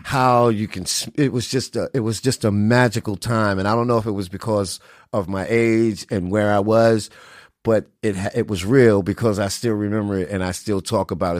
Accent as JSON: {"language": "English", "town": "New York City", "region": "New York", "country": "United States", "tie": "born or raised there", "also_born_or_lived": "Connecticut", "moved": "yes", "said": "I was born and raised in the Bronx"}